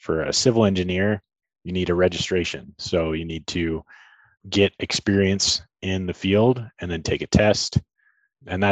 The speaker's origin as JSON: {"language": "English", "town": "Tucson", "region": "Arizona", "country": "United States", "tie": "born or raised there", "said": "I'm born and raised in Tucson and live here with my family"}